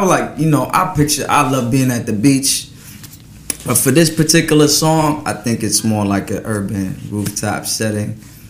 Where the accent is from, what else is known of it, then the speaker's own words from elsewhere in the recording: Paris, Île-de-France, France; born there; I was born in Paris, France, so we know about wine.